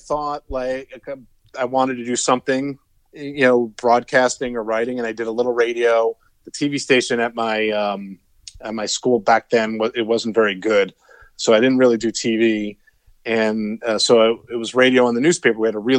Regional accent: Northern New Jersey, United States; moved away; I grew up in Northern New Jersey.

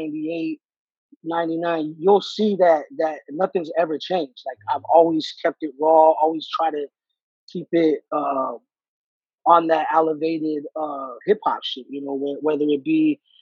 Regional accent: Los Angeles, California, United States; I'm a Mexican from

